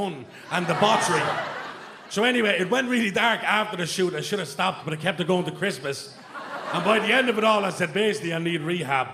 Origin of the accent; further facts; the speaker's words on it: Dublin, Leinster, Ireland; I'm from Darndale